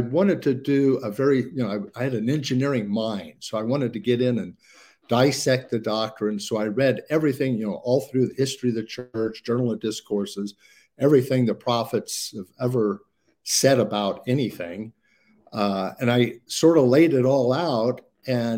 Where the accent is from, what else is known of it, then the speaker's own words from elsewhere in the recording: Indiana, United States; moved away as an adult; I grew up in Indiana